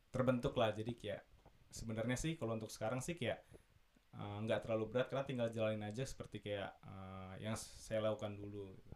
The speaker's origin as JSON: {"language": "Indonesian", "country": "Indonesia", "moved": "as an adult", "lives_now": "Munich, Germany", "said": "gue sendiri dari Indonesia mewakili Munchen"}